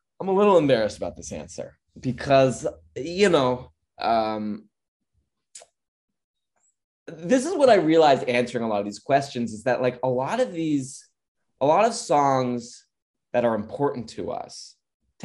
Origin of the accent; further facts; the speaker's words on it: Orange County, California, United States; I'm from Orange County, and I wasn't allowed to watch much TV when I was growing up.